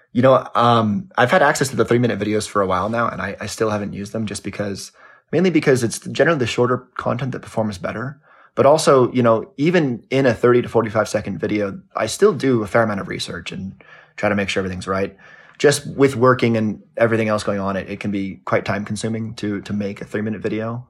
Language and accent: English; Los Angeles, California, United States; I grew up in Los Angeles